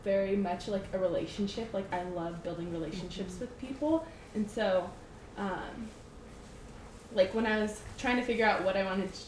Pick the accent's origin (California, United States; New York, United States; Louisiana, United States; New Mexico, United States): California, United States; San Jose; moved away as an adult; also born or lived in Portland, Oregon; I grew up in California in San Jose, and I actually went to an all-girls high school